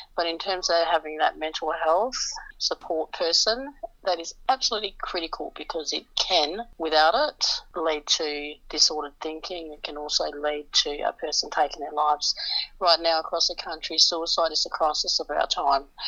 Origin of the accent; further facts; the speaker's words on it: Western Australia, Australia; In Western Australia, my home state